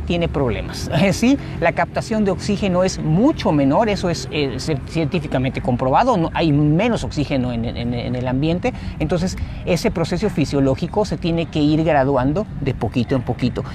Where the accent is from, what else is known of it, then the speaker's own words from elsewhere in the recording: Mexico City, Mexico; now in Cancún, Mexico; yo soy nativo de la Ciudad de México, pero ya tengo 22 años viviendo, bueno, 20 años aquí en, Cancún